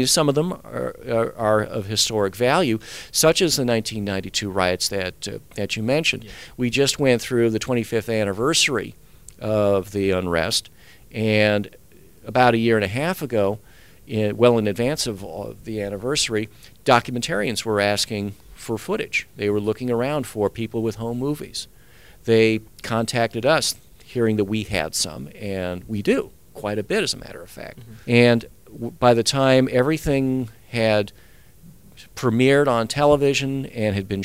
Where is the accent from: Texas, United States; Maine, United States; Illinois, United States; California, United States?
California, United States; Orange County; also born or lived in Altadena; I grew up in Orange County, so I'm a Southern California native